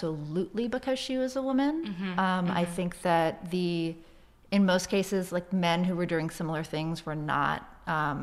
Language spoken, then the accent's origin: English; Boston, Massachusetts, United States; I am from Boston